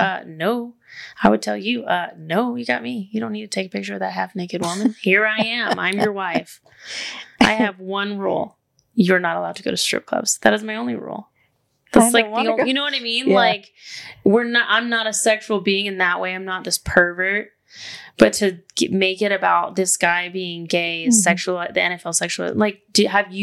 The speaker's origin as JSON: {"language": "English", "region": "the South", "country": "United States", "said": "we're from the South"}